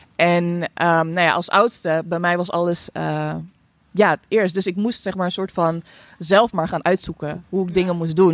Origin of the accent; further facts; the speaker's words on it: Netherlands; ik ben hier opgegroeid